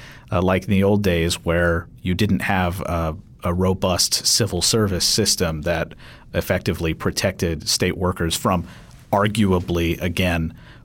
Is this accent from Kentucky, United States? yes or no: yes; Kentucky, United States; I'm from Kentucky.